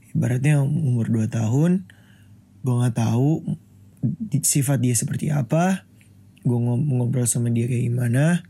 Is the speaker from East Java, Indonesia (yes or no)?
no; Jakarta, Indonesia; Gue lahir di Jakarta 29 Mei 2001.